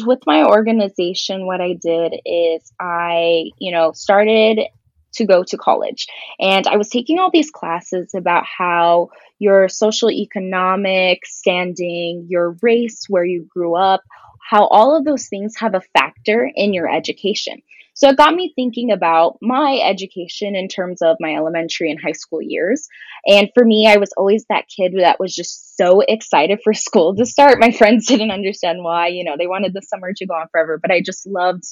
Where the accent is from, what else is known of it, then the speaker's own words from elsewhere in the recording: Douglas, Arizona, United States; moved away as an adult; now in Tucson, United States; all 5 elementary schools in my hometown of Douglas